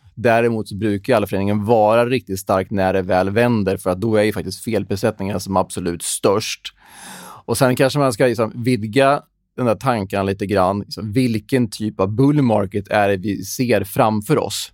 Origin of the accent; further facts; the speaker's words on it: Sweden; som svensk